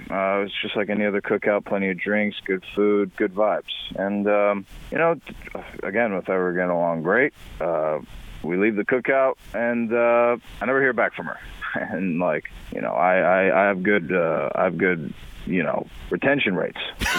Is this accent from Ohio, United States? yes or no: no; Urbana, Illinois, United States; from Urbana. Everyone knows me.